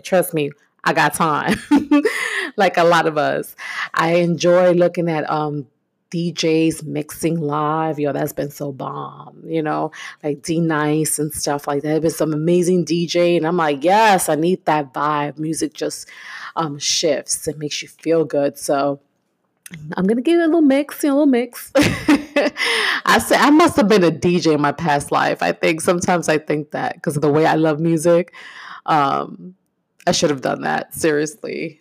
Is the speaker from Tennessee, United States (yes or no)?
no; New York, United States; moved away; I'm originally from New York